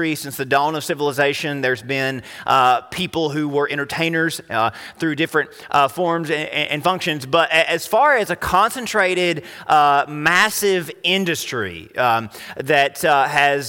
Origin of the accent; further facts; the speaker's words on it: United States; Americans and you were to compare us